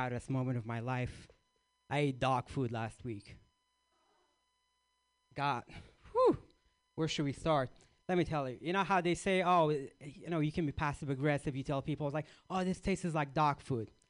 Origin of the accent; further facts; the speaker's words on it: Iraq; moved away; I grew up in Iraq